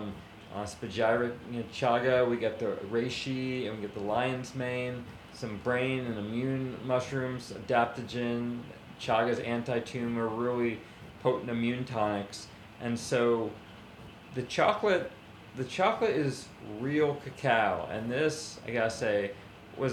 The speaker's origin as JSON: {"language": "English", "region": "New York", "country": "United States", "tie": "born or raised there", "also_born_or_lived": "Hawaii", "said": "My parents took me to New York after 2 months old"}